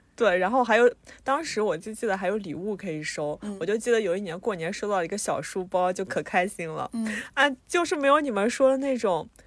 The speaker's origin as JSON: {"language": "Chinese", "region": "Anhui", "country": "China", "said": "像我和嘎嘎呢都是安徽的"}